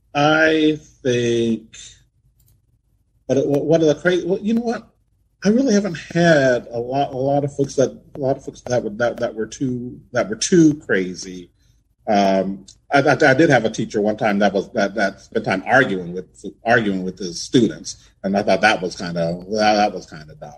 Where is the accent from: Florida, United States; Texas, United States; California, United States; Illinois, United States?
California, United States; San Diego; moved away as an adult; now in Phoenix, United States; my hometown, San Diego